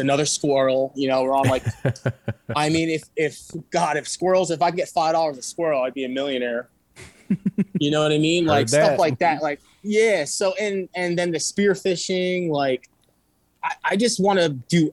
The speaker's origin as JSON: {"language": "English", "region": "New York", "country": "United States", "also_born_or_lived": "Brooklyn, New York / Walton, New York", "moved": "yes", "said": "originally I'm from New York"}